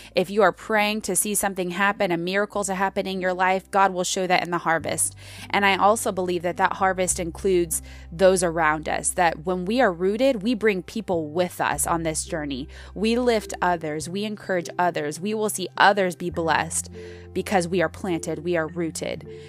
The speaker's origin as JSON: {"language": "English", "country": "United States", "said": "American Christians"}